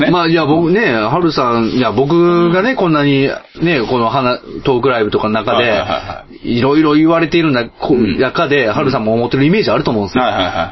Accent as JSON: {"language": "Japanese", "region": "Kansai", "country": "Japan", "tie": "born or raised there", "said": "関西出身ですから"}